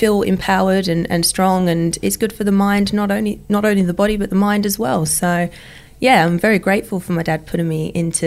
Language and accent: English; Essex, East of England, United Kingdom; I grew up in the UK, in Essex, in England, in the country.